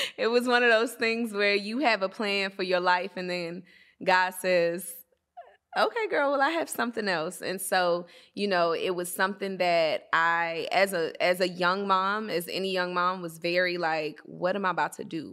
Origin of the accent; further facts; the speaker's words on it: Atlanta, Georgia, United States; moved away as an adult; also born or lived in Washington, D.C. / Maryland; Washington, D C, the Maryland area, that's my home because that's where I was birthed, and, you know, it's in the D N A and who I am. but I grew up in Atlanta